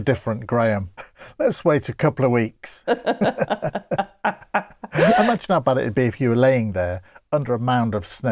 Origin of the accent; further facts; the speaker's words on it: Grimsby, Yorkshire and the Humber, United Kingdom; I come from Grimsby, known for its flatness.